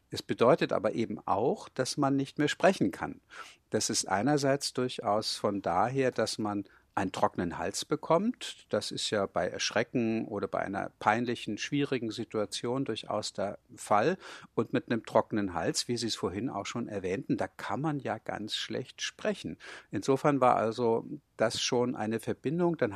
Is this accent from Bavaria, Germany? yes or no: no; Hamburg, Germany; bin gebürtiger Hamburger und im Elternhaus wurde Hochdeutsch gesprochen. Das war einfach meine normale Sprache.